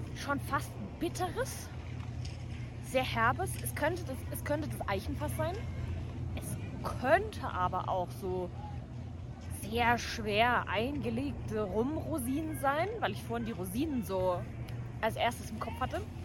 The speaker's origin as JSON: {"language": "German", "town": "Dresden", "region": "Saxony", "country": "Germany", "said": "ich bin ja Dresdnerin"}